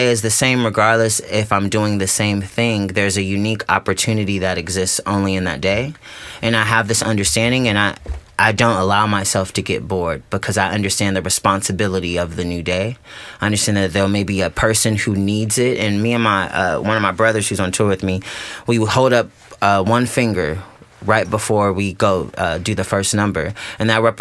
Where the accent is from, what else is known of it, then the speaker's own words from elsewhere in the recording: Riverside, California, United States; I'm from Riverside, California, which is a city outside of Los Angeles